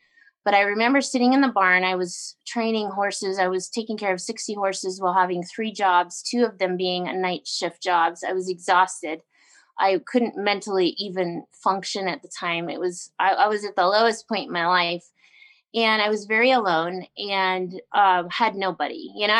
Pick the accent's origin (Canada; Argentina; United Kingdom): Canada; I grew up on the Alaska Highway.